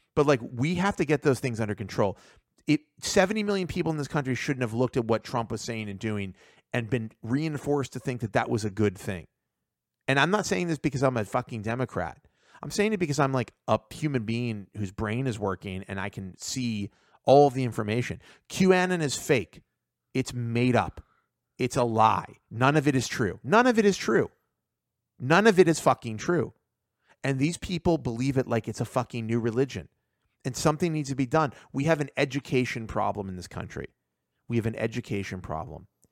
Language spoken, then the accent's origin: English; United States; I was born in America. I'm, like, second generation in America